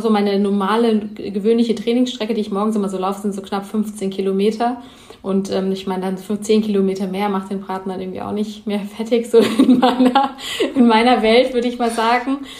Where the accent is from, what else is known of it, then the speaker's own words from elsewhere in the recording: Heppenheim, Hesse, Germany; Also ich komme aus äh, Heppenheim, das liegt zwischen Frankfurt und Heidelberg eigentlich so in der Mitte, im Hessen